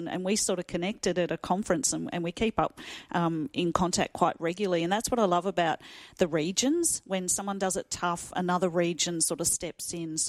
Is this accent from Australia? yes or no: yes; Gippsland, Victoria, Australia; moved away as an adult; now in Albury, Australia; But my journey in Albury, I came here, I'm from Gippsland originally, so I'm not a local girl